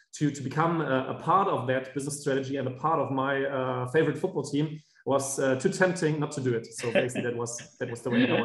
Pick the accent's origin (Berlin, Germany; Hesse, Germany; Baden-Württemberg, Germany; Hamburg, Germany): Hesse, Germany; Frankfurt; also born or lived in Bamberg / Buenos Aires / Rio de Janeiro; I was born really in Frankfurt, but I didn't study here. I studied the German part of my studies was in Bamberg, which is a small city in the south in Bavaria. Yeah. Half of my studies I did in Buenos Aires during my master time.